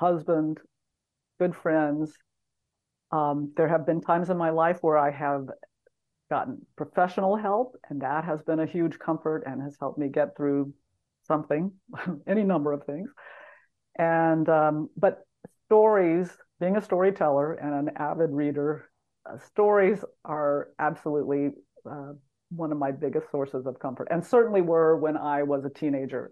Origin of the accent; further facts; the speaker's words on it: Texas, United States; moved away; I am a Texan by birth